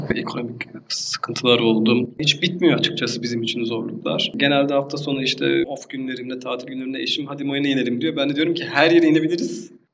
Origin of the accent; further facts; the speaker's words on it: Erdemli, Mersin, Turkey; 1982 e, yılında Mersin'in küçük bir deniz kasabası olan Erdemli ilçesinde doğdum